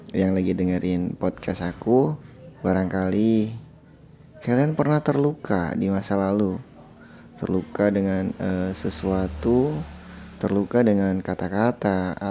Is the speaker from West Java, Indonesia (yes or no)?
no; North Jakarta, Jakarta, Indonesia; now in Yogyakarta, Indonesia; Hmm, aku tinggal di kota Yogyakarta. Tapi aku asli dari kota Jakarta Utara.